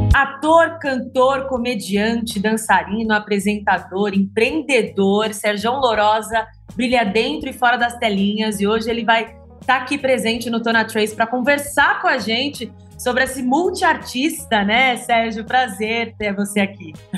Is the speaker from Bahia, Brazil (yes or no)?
no; São Paulo, Brazil; eu sou de São Paulo